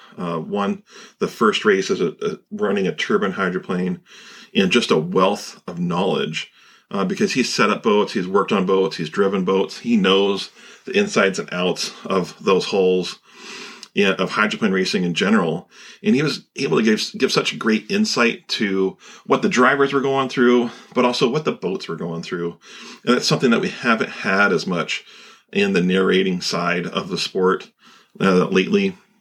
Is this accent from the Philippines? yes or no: no; Pacific Northwest, United States; growing up in the Pacific Northwest